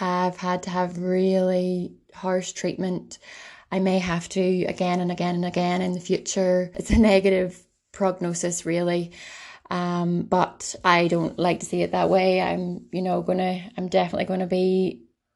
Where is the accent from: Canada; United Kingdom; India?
United Kingdom; Ballycastle, Northern Ireland; I'm from Ballycastle, where the girls are from.